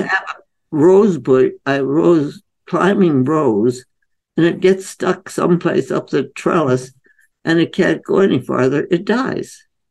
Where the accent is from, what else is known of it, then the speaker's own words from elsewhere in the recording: India; moved away; I was growing up in India